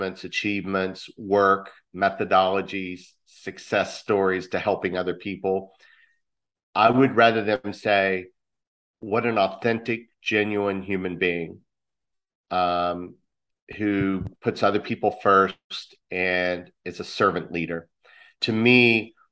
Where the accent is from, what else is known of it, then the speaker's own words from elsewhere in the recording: West Virginia, United States; I'm from West Virginia